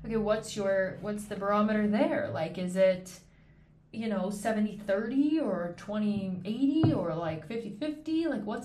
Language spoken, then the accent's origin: English; Canada; moved away as an adult; also born or lived in Switzerland; I'm Canadian